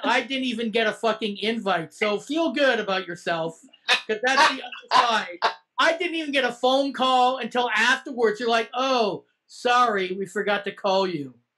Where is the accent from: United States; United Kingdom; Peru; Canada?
Canada; we're Canadian